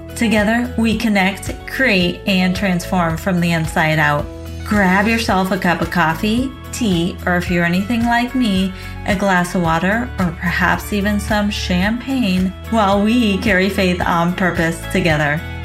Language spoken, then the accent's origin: English; San Diego, California, United States; moved away as an adult; now in Portland, United States; from being a Southern California native to an adventure seeking and courageous Pacific Northwest transplant. So, I moved from San Diego, California, sunny San Diego to rainy, gloomy Portland, Oregon